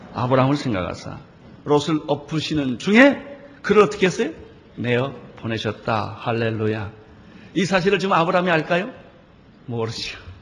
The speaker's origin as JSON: {"language": "Korean", "country": "South Korea", "said": "한국에서 온 목사라"}